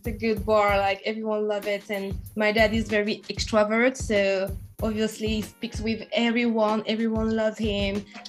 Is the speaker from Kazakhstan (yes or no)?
no; England, United Kingdom; She's from Canada. I'm from England.